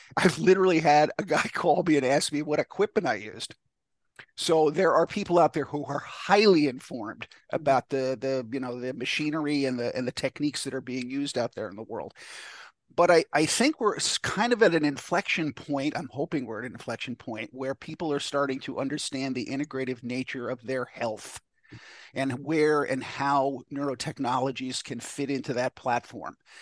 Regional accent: New York, United States; I, am from New York

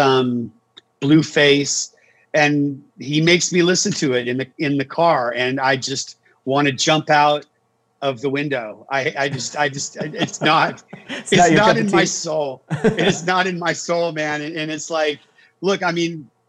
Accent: Saratoga, California, United States; I grew up in Saratoga, which is over the hill from Santa Cruz

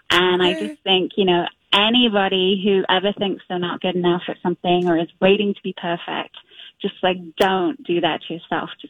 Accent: London, United Kingdom; now in Minneapolis, United States; I was a London girl. I mean, I'm born and raised in London, and um, so we kind of compromised on Minneapolis and never looked back.

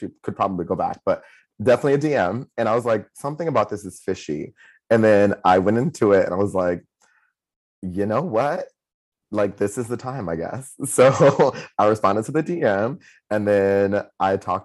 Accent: Syracuse, New York, United States; moved away as an adult; now in New York City, United States; I grew up in Syracuse, I went to college in Syracuse

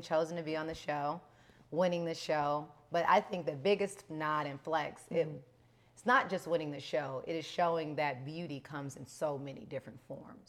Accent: Los Angeles, California, United States; growing up in South Central

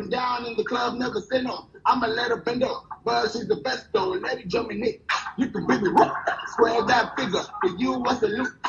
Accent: New York, United States; and I'm from New York, so.

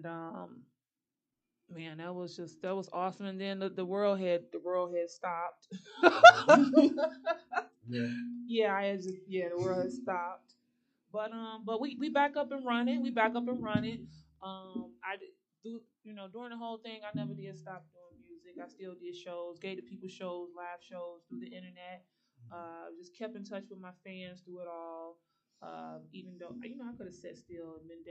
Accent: Chicago, Illinois, United States; I'm from Chicago. I represent the whole thing.

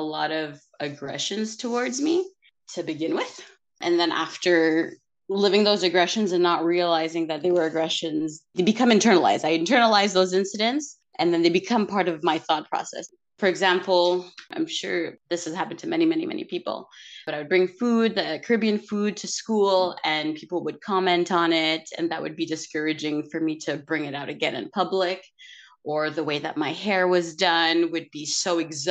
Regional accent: Montreal, Quebec, Canada; first language English; I was born here in Montreal.

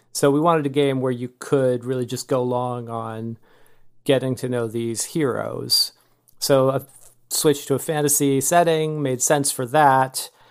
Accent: California, United States; now in Austin, United States; I'm from California originally

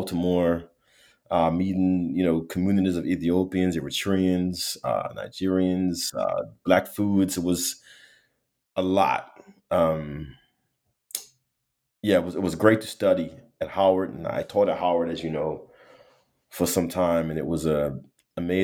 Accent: Bermuda; moved away; I'm from Bermuda, born and raised, small community

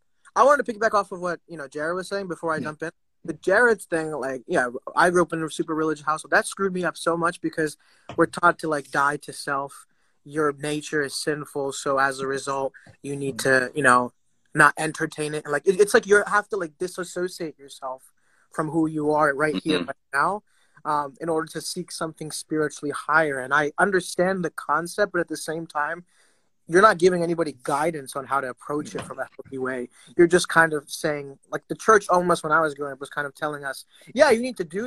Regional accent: India; But for me as an Indian, I feel like, it's same thing.

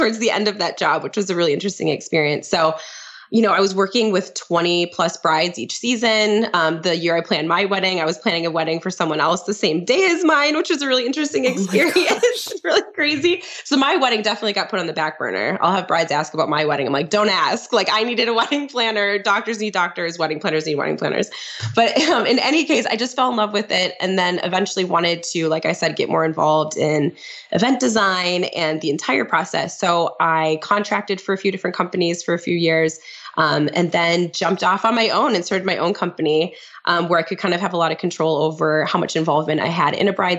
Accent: St. Croix Falls, Wisconsin, United States; my hometown in St. Croix Falls, Wisconsin

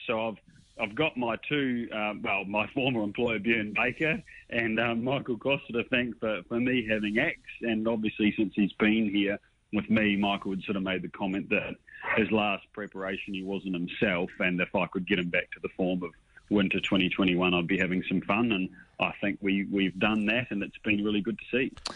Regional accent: New Zealand; moved away as an adult; now in Sydney, Australia; I'm a Kiwi

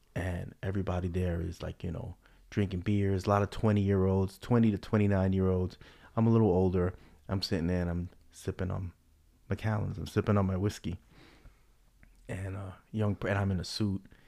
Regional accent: New York City, New York, United States; growing up in the Bronx

